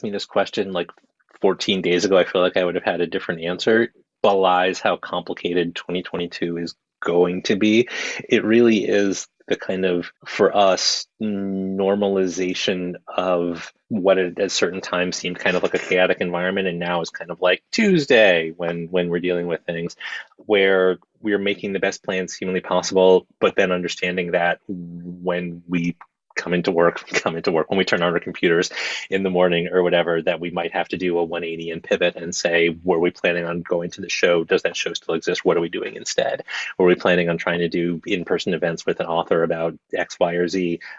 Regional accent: New York City, New York, United States; I grew up on the Upper West Side of Manhattan, and there was a comic shop not too far from where I lived as a kid. We moved around a lot

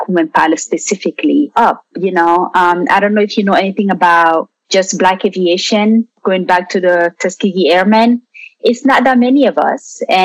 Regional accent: France; also born or lived in Guinea; now in Atlanta, United States; I am originally from Guinea, West Africa. So both of my parents are Guinean. I was raised in France. And now I live here in Atlanta, in the United States.

